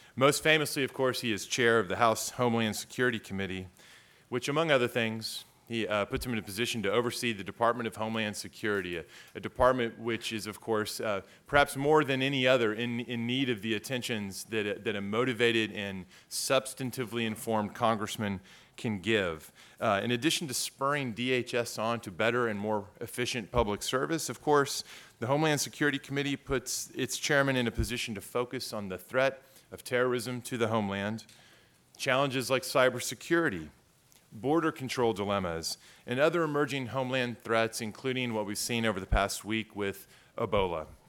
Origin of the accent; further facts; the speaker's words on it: San Antonio, Texas, United States; where I grew up in San Antonio. Law school at Saint Mary is also in my hometown.